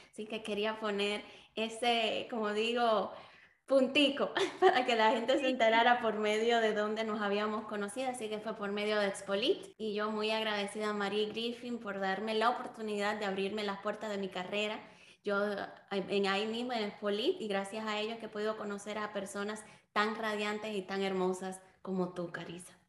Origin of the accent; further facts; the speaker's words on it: Dominican Republic; also born or lived in Cuba; Cuba me voy hacia República Dominicana, allí empiezo la escuela